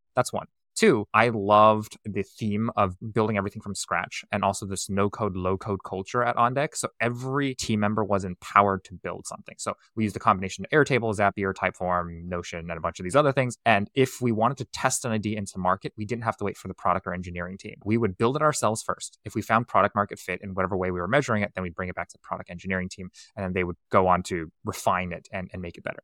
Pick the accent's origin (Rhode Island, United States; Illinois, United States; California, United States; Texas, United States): California, United States; Silicon Valley; I was born and raised in Silicon Valley